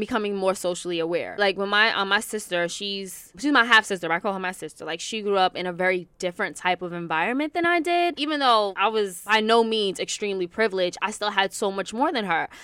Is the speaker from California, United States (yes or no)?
no; New York City, New York, United States; also born or lived in White Plains / Westchester; I'm originally from Queens, born and raised in New York.